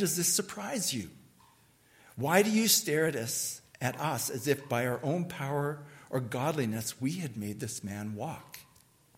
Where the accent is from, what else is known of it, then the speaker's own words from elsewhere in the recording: Canada; as a Canadian